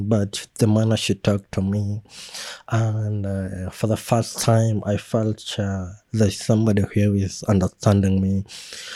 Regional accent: Kenya; we have as Kenyan

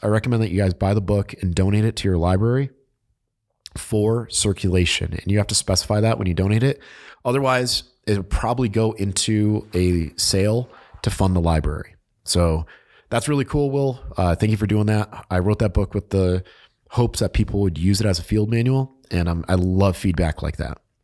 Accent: New England, United States; I'm from New England

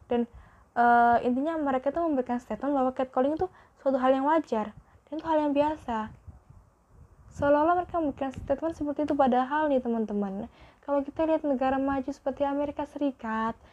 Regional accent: Java, Indonesia; aku sebenarnya itu orang Jawa tapi nggak tahu kenapa kalau berinteraksi kalau sama podcast ini nggak tahu kenapa aku kok bilang gue lo gitu

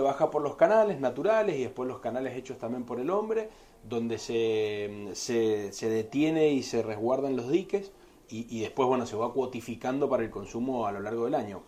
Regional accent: Argentina; Yo que soy de argentino y que vengo del país de, la carne roja

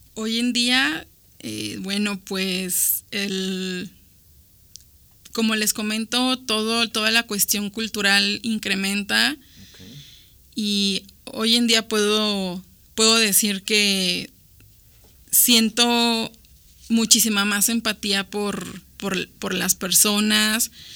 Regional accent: Mexico; Nosotros como mexicanos

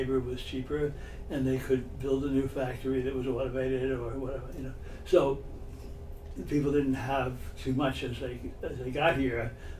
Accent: New York City, New York, United States; I was born in 1944, and I grew up in Crown Heights in Brooklyn, Brooklyn Avenue in Sterling Place. And the neighborhood, when I was born and my first years, was a sort of white, but sort of mixed neighborhood

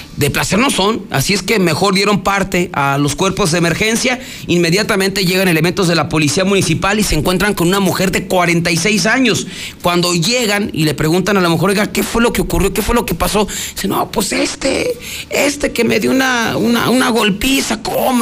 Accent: Aguascalientes, Mexico; somos así los de Aguascalientes

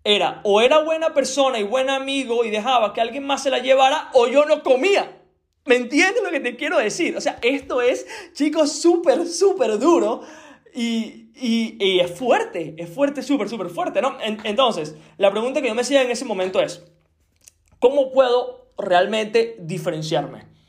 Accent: Venezuela; yo soy de Venezuela

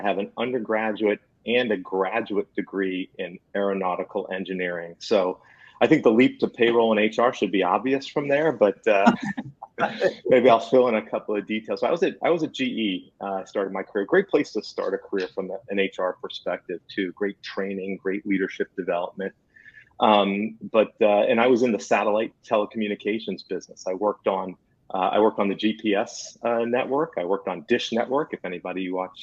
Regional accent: New Jersey, United States; I'm from New Jersey

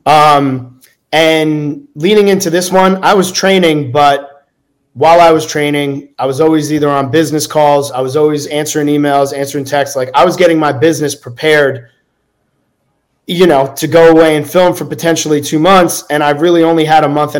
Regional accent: New Jersey, United States; I'm from New Jersey, play sports

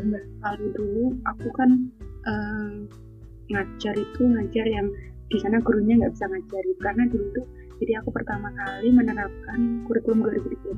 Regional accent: Semanu, Special Region of Yogyakarta, Indonesia; moved away as an adult; now in Australia; asal dari uh, asal besar asli Semanu Gunung Kidul.

